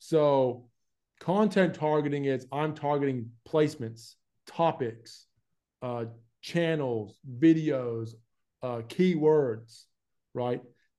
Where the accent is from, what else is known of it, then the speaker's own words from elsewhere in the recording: Florida, United States; accent: hybrid mixed accent, southern; moved away as an adult; now in Australia; But like, I grew up in America. I was born there and raised there for 20 years.